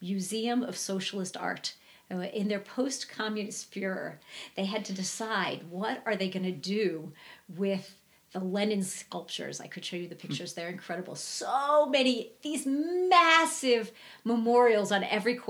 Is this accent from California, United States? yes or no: no; Virginia, United States; moved away; I'm from Virginia